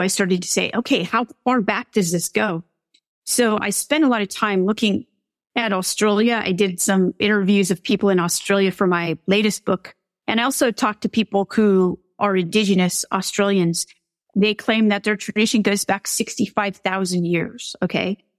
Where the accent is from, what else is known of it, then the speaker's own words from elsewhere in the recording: California, United States; I'm from California